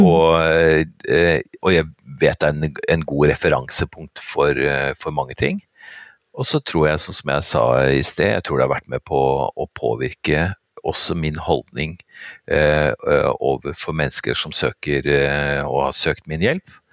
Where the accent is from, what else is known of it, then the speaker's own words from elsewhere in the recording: Oslo, Norway; Jeg er født og oppvokst på Vettakollen, altså virkelig sånn virkelig Oslo vest.